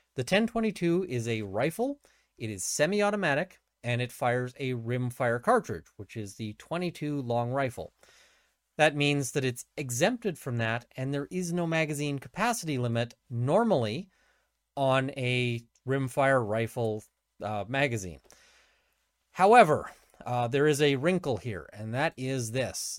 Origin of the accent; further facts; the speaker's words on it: Canada; I'm a Canadian criminal defense at firearms lawyer